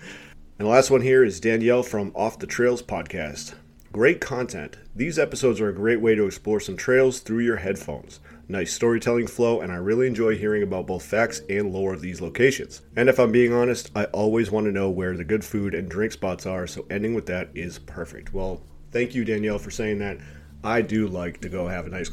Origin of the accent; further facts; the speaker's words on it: Cape Cod, Massachusetts, United States; I grew up on Cape Cod